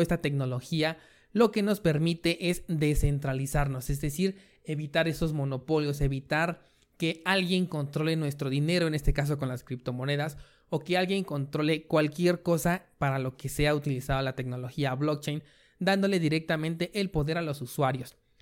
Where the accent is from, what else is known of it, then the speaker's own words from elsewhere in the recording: Mexico; yo que soy de México